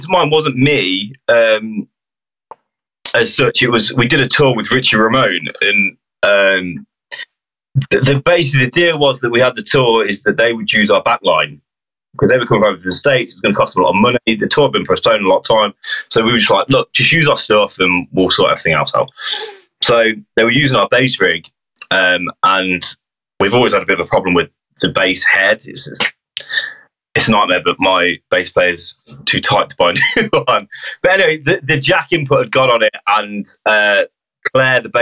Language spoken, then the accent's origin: English; Hinckley, East Midlands, United Kingdom; we're from Hinckley near Leicester